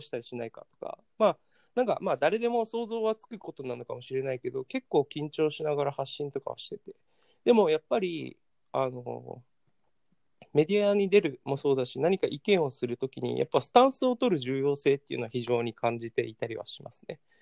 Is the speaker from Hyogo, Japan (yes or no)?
no; Okinawa, Japan; moved away as an adult; also born or lived in Washington, D.C., United States / Tokyo, Japan; 沖縄県出身の人間